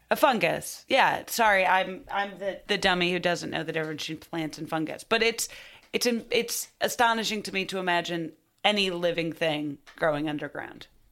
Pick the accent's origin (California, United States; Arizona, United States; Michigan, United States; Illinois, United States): Illinois, United States; Highland Park; I'm from Highland Park.